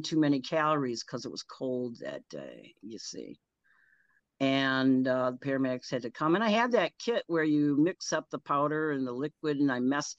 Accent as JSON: {"language": "English", "town": "Janesville", "region": "Wisconsin", "country": "United States", "tie": "born or raised there", "also_born_or_lived": "Brookfield, Wisconsin", "said": "I'd go back to my hometown because I used to walk all over Janesville when it was small and safe"}